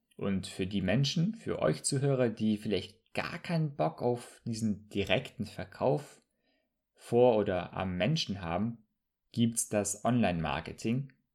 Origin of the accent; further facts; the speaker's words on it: Bremerhaven, Bremen, Germany; moved away as an adult; also born or lived in southern Germany; now in Hamburg, Germany; ich komme ursprünglich aus Bremerhaven, habe dann für drei Jahre im Süden studiert und jetzt lebe ich im schönen Hamburg.